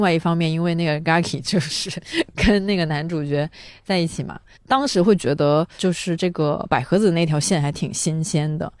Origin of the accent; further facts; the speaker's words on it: the South, southern China, China; 我作为一个南方人